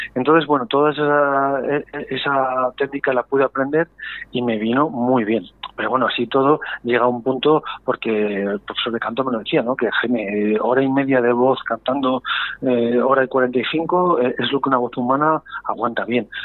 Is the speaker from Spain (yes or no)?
yes; Valladolid, Castile and León, Spain; yo soy muy muy pucelano, muy vallisoletano